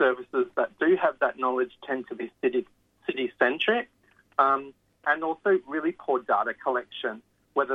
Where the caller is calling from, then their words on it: New South Wales, Australia; I guess I'm speaking from New South Wales